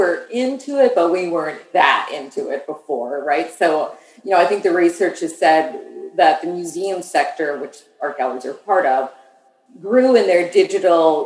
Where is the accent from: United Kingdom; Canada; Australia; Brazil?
Canada; Saskatchewan; now in Ottawa, Canada; I'm from the West. So what's called Saskatchewan, one of the prairie provinces